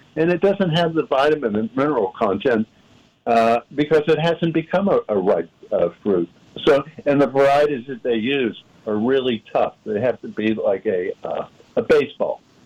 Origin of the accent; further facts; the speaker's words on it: Pittsburgh, Pennsylvania, United States; when I was growing up in Pittsburgh